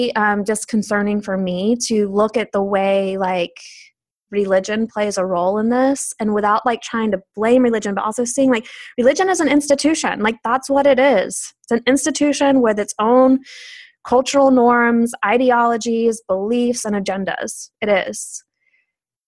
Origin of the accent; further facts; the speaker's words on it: the South, United States; growing up in the South